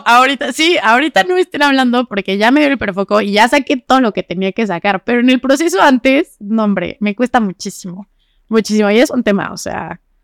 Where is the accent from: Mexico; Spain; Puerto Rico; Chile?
Mexico; Zacatepec, Morelos; also born or lived in Jojutla; now in Cuernavaca, Mexico; Yo, yo nací en Jojutla. Ah, en Jojutla. En Jojutla, pero fui a nacer y ese mismo día me llevaron a Zacatepec. Estuve ahí viviendo pues, mi infancia un poquito. Después me trajeron a Cuernavaca aquí a estudiar